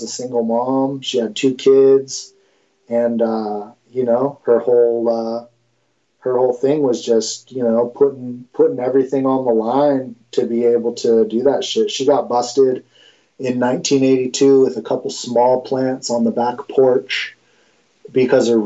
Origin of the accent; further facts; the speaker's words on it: Mendocino, California, United States; the dude who just fucking grew up with everything because I was from Mendo